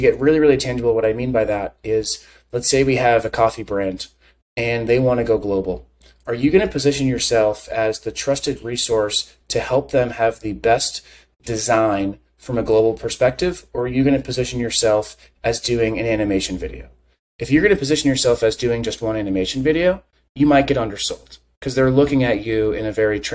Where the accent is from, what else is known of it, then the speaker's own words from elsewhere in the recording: United States; I'm American